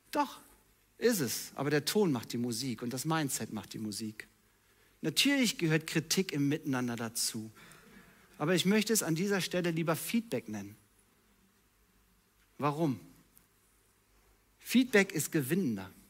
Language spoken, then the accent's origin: German; North Rhine-Westphalia, Germany; Ich bin halt so. Ich komme aus dem Ruhrpott.